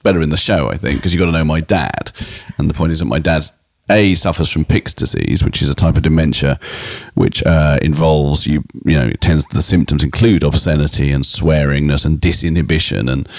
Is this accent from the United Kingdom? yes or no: yes; United Kingdom; a British comedian and writer